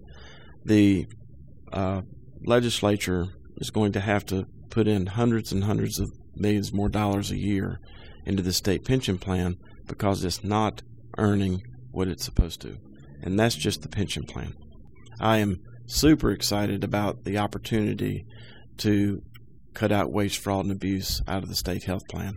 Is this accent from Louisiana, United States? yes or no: no; Winston-Salem, North Carolina, United States; Lifelong resident of Winston-Salem